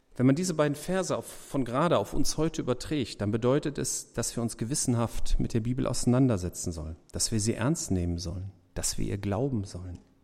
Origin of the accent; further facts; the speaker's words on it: Germany; wir so als Deutsche